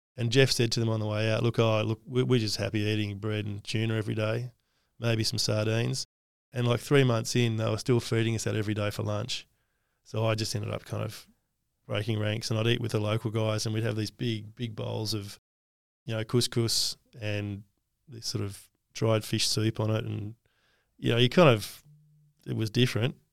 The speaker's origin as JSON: {"language": "English", "country": "Australia", "said": "one of the best things about being Australian is we're egalitarian"}